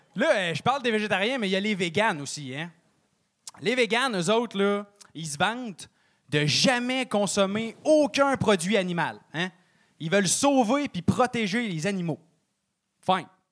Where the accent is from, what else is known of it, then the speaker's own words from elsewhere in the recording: Trois-Rivières, Quebec, Canada; j'ai 24 ans, puis je viens de Trois-Rivières